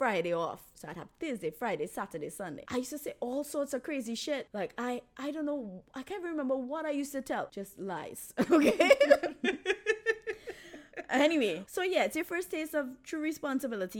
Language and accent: English; Trinidad & Tobago; Trinidad has no Subway. We don't have no Subway